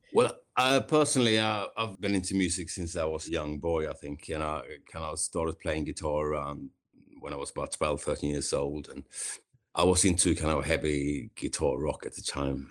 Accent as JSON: {"language": "English", "town": "Kungsbacka", "region": "Halland County", "country": "Sweden", "tie": "born or raised there", "moved": "as an adult", "lives_now": "London, United Kingdom", "said": "I grew up in a small, kind of small town in Sweden called Kungsbacka"}